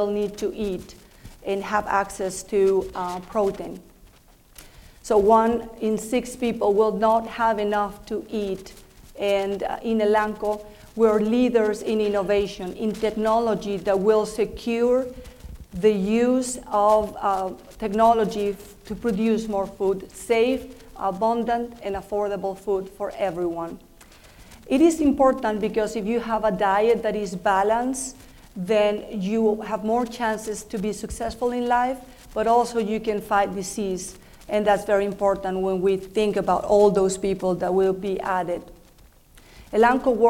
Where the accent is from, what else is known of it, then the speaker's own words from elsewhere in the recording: Mexico City, Mexico; English is a second language; I am from Mexico. That's why I have an accent. Was born and raised in Mexico City